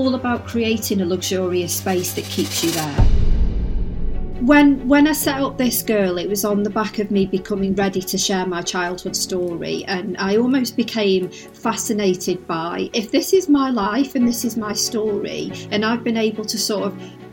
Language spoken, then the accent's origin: English; Stoke-on-Trent, West Midlands, United Kingdom; I've been brought up all my life in Stoke-on-Trent, Staffordshire